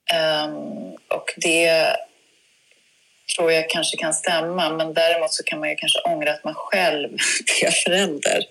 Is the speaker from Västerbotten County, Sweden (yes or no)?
no; Uppsala, Uppsala County, Sweden; Berthåga i utanför Uppsala där jag växte upp